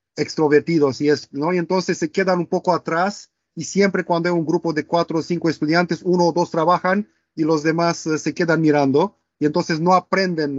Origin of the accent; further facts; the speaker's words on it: Romania; first language Romanian; Spanish is a second language; moved away as an adult; also born or lived in Barcelona, Spain; now in Manchester, United Kingdom; soy de Rumanía, del este de Europa